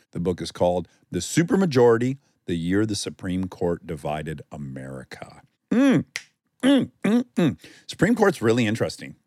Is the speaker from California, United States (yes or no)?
no; Milford, Michigan, United States; moved away; in my hometown of Milford, we had a mini culture within Michigan